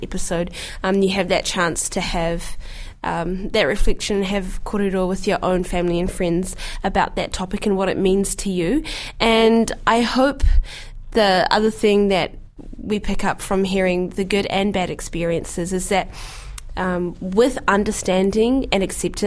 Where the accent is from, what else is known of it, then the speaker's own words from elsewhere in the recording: New Zealand; a black Muslim girl growing up in New Zealand